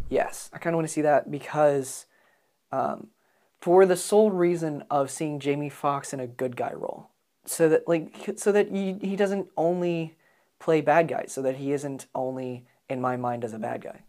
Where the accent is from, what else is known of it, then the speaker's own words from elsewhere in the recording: United States; as an American